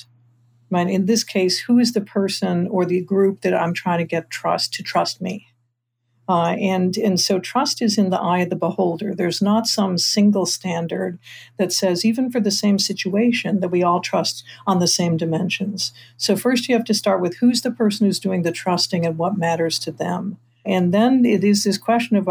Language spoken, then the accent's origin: English; Detroit, Michigan, United States; I'm from Detroit